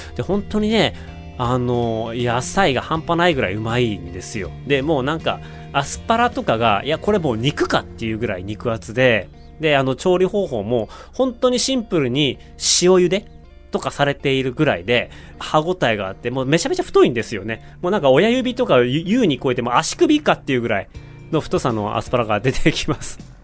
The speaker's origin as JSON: {"language": "Japanese", "town": "Otaru", "region": "Hokkaido", "country": "Japan", "tie": "born or raised there", "also_born_or_lived": "Sapporo", "moved": "yes", "said": "私、北海道の小樽市出身、札幌生まれ小樽市育ちなんですけれども"}